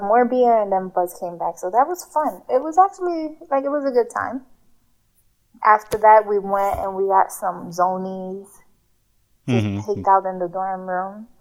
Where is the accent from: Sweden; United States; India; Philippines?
United States; New York City, New York; also born or lived in Ghana; we were raised in the Bronx, New York.